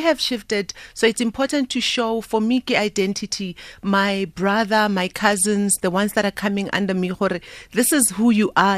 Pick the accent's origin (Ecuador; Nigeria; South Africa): South Africa; Soweto, Gauteng; also born or lived in Italy; I'm proudly South African. I'm born Gosoweto, born and raised.